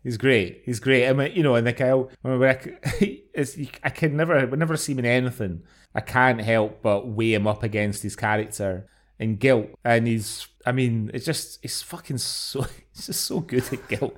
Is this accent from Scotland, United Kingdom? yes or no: yes; Scotland, United Kingdom; as a Scottish person